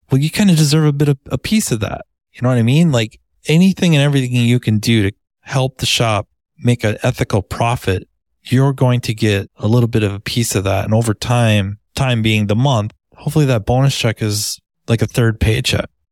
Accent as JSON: {"language": "English", "region": "Minnesota", "country": "United States", "accent": "Minnesota", "said": "Minnesota, usually the accent gives it away or they, people think I'm from Canada"}